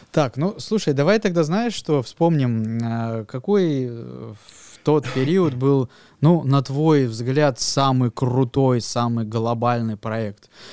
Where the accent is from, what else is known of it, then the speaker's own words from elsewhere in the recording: Krasnoyarsk, Krasnoyarsk Krai, Russia; я э, вырос в Академгородке